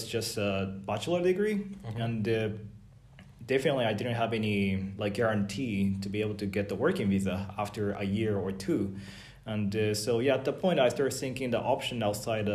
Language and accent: English; Japan; also born or lived in California, United States; now in Tallinn, Estonia; I'm from Japan